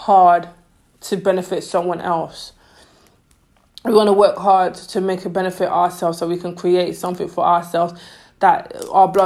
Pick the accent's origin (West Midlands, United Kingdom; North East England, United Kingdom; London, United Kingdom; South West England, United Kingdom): London, United Kingdom; Growing up in London, like I'm 25, growing up in London, being African wasn't cool.